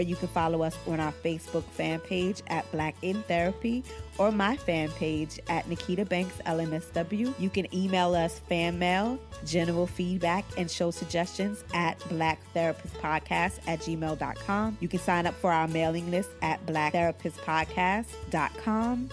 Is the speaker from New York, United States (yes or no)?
yes; New York City, New York, United States; growing up in Brooklyn and growing up in Bed Stuy, Brooklyn